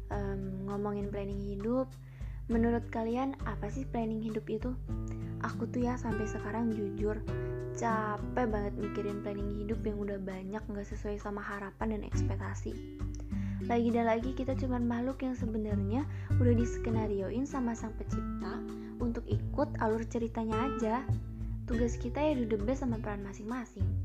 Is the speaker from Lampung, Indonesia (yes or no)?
yes; Bandar Lampung, Lampung, Indonesia; born there; lahir di Bandar Lampung 15 November 2002.